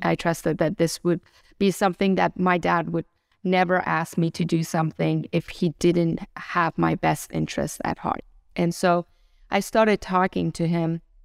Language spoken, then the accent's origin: English; Iran; also born or lived in Germany; now in United States; born and raised in Iran into a nominal Muslim family